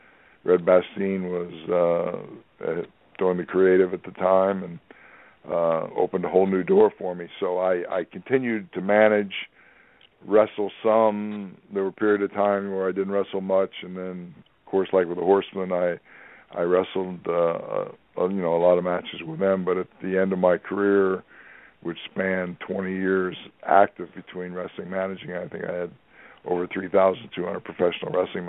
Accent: New York, United States; and again, I'm coming from New York, where to me, when you said world champion, the only thing I knew about wrestling was what was in New York.

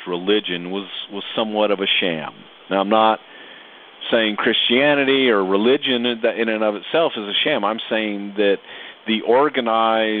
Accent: the South, United States; Growing up in the South

